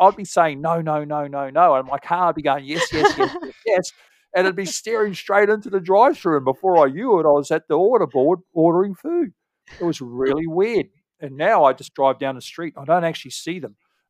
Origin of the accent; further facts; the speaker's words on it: New Zealand; as a Kiwi living near in America